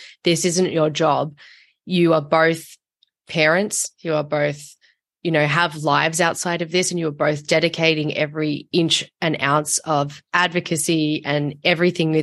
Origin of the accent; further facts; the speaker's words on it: Australia; I'm from Australia